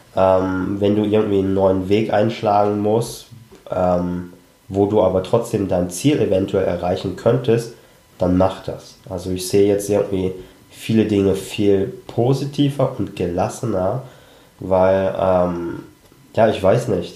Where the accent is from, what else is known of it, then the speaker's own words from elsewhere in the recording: Germany; wir sind ja alle in Deutschland aufgewachsen